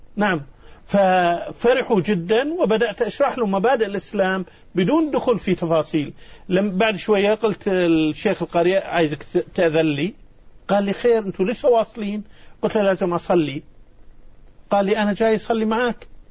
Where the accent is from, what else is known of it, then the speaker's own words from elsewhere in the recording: Kuwait; now in Madagascar; أنا من الكويت والكويت في أرض مكة وأهلي في مكة